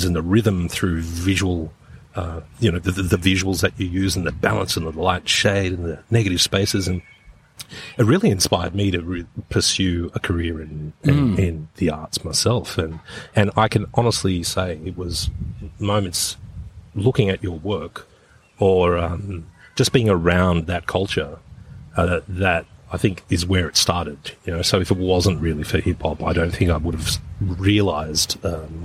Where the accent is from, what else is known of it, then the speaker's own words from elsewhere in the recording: Petersham, New South Wales, Australia; growing up in Petersham